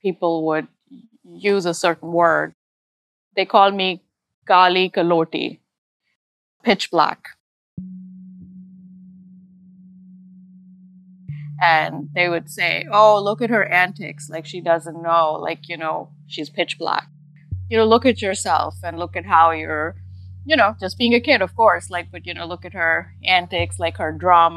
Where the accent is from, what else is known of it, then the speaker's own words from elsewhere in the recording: Pakistan; moved away as an adult; now in United States; I was, you know, pretty much born and raised, schooled in Pakistan up to the level of medical school